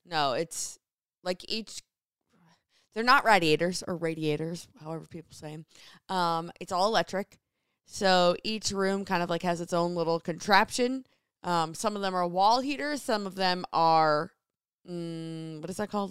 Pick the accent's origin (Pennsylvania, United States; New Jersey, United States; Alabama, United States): New Jersey, United States; moved away as an adult; now in Seattle, United States; I grew up in Jersey